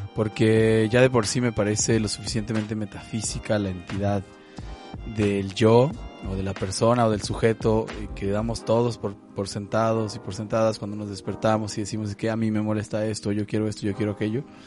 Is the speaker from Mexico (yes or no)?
yes; Mexico; soy mexicano, ya sea porque así lo dice mi pasaporte o mi INE